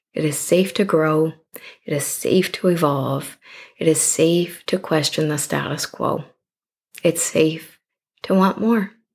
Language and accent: English; Canada; I'm clearly Canadian